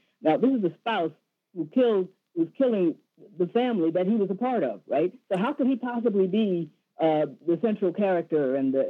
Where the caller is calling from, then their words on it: Springfield, New Jersey, United States; from Springfield, New Jersey.